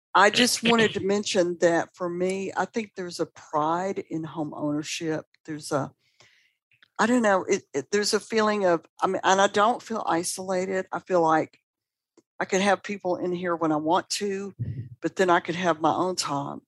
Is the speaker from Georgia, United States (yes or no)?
yes; Atlanta, Georgia, United States; now in Birmingham, Alabama, United States; I'm from Atlanta originally